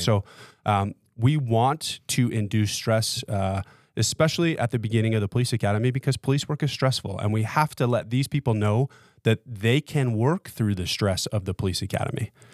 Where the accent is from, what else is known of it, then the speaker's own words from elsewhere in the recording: Las Vegas, Nevada, United States; born and raised in Las Vegas